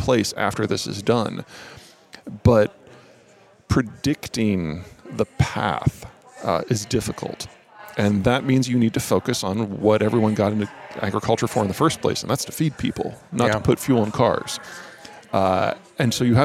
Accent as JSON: {"language": "English", "region": "Iowa", "country": "United States", "said": "I'm from Iowa here"}